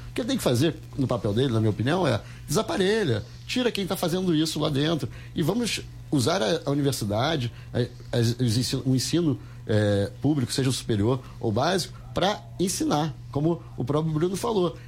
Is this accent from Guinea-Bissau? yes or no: no; Rio de Janeiro, Brazil; Eu sou do Rio de Janeiro